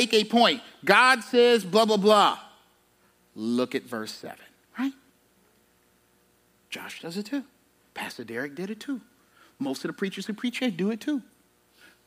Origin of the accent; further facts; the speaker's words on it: South Carolina, United States; I grew up in South Carolina